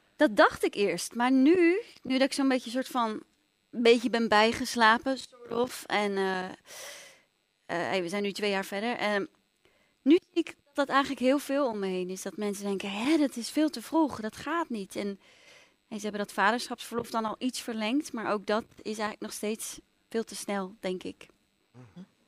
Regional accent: Amsterdam, North Holland, Netherlands; ik ben opgegroeid in Amsterdam

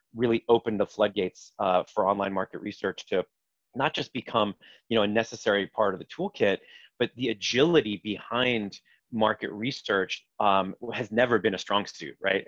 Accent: Los Angeles, California, United States; moved away as an adult; also born or lived in Israel / Boston; now in New York, United States; I grew up mostly in California. I was born in Israel, but spent uh, the better part of my, let's call them, uh, formative years in Los Angeles

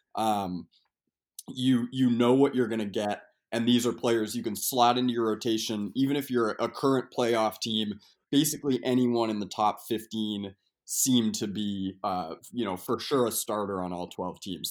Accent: Portland, Maine, United States; now in Brooklyn, United States; I'm from Portland, Maine, so I'm used to an earlier, an earlier snow

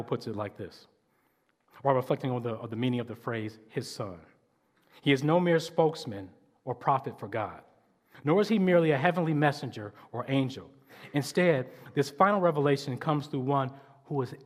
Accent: Detroit, Michigan, United States; I grew up in Detroit, over on off the east side

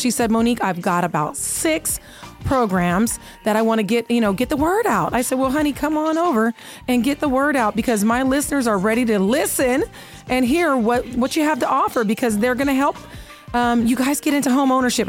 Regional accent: Seattle, Washington, United States; now in Las Vegas, United States; I grew up playing bingo in Seattle

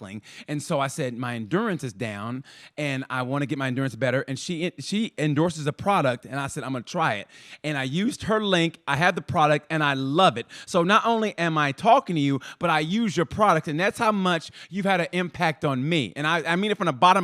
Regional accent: Muskogee, Oklahoma, United States; I grew up in Muskogee, Oklahoma

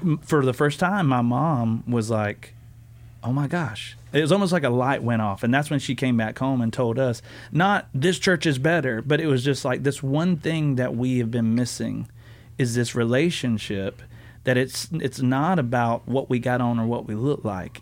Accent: the South, United States; I grew up in the South

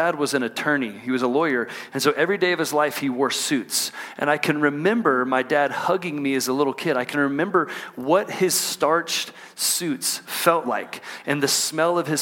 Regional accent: Texas, United States; moved away as an adult; now in Salt Lake City, United States; I grew up in Texas, and we moved here from Texas last summer to be a part of what God's doing in Salt Lake City

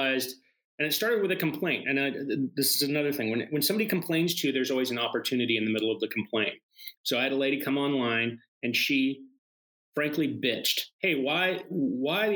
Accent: Seattle, Washington, United States; I'm from Seattle

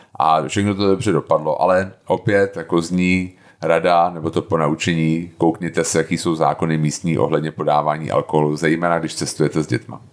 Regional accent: Bohemia, Czechia

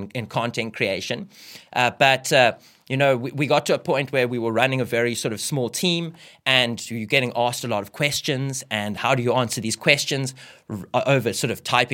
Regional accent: South Africa; now I get to stay in my home country

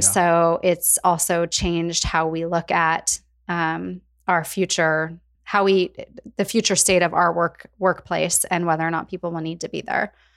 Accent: Spokane, Washington, United States; also born or lived in Portland, Oregon; I was actually born and raised in Spokane, Washington. Northwest girl at heart.

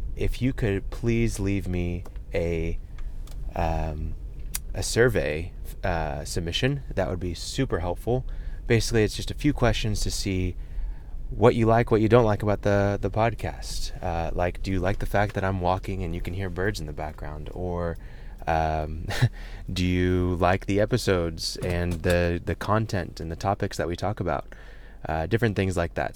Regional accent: United States; first language English; I grew up in America. I, I am Moroccan, but I, English is my first language.

